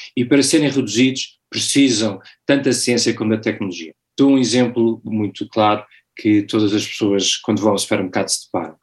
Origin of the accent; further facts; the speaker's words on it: Portugal; moved away as an adult; also born or lived in London / Timor / Latin America / United States; sou português, nos últimos 20 anos vivi 15 fora de Portugal, entre Londres, Timor, América Latina e Estados Unidos